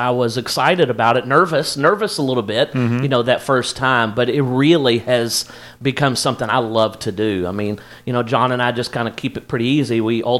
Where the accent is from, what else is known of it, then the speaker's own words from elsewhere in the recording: Louisville, Kentucky, United States; moved away as an adult; also born or lived in Ohio / Florida; now in Indianapolis, United States; I'm originally from Kentucky as well, Louisville, Kentucky. I was born and raised there. My whole family is still there.